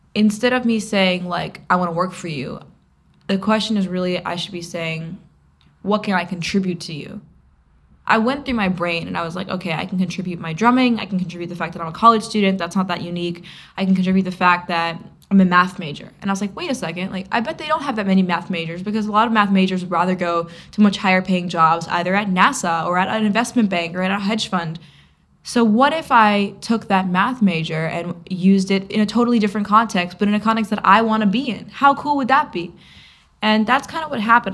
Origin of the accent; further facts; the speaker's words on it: New York City, New York, United States; In New York, I could literally be 15 and playing in these cool clubs downtown